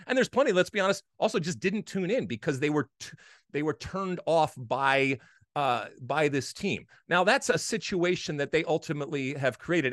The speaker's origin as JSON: {"language": "English", "region": "Michigan", "country": "United States", "tie": "born or raised there", "said": "I played a, a lot of hockey growing up in Michigan."}